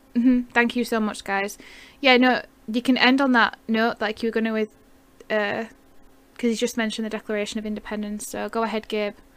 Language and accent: English; United Kingdom; I'm a Brit